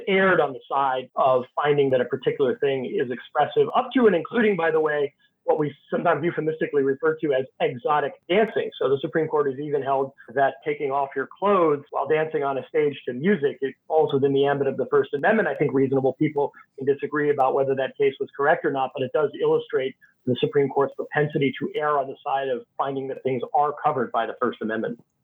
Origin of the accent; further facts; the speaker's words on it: Texas, United States; now in Washington, D.C., United States; my home state of Texas